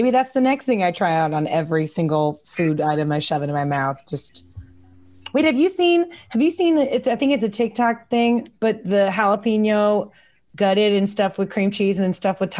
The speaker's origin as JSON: {"language": "English", "town": "Kansas City", "country": "United States", "said": "Because I'm from Kansas City"}